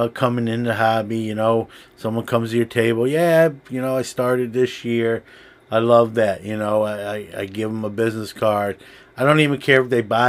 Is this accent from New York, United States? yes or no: yes; New York City, New York, United States; now in Syracuse, United States; New York City has its share of shows, my hometown